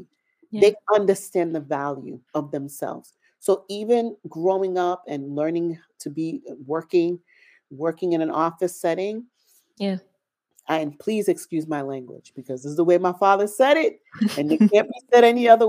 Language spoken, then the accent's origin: English; United States; even though I was born in the States, raised in the States, I learned to speak Haitian Creole.